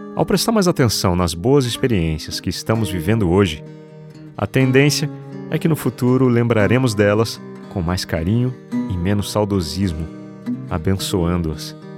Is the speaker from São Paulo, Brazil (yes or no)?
yes; São José dos Campos, São Paulo, Brazil; moved away; Sempre que venho à minha cidade natal, em São José dos Campos, interior de São Paulo